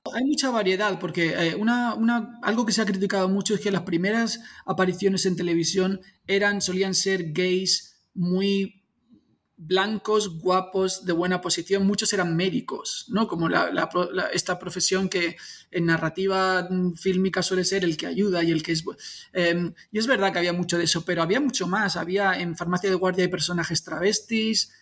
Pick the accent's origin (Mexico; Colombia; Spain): Spain; soy súper español